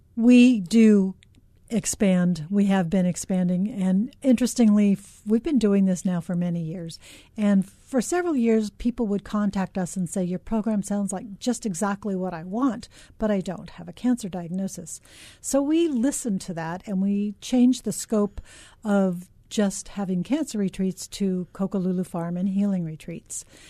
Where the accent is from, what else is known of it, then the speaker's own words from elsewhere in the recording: Los Angeles, California, United States; now in Hawaii, United States; I grew up in Los Angeles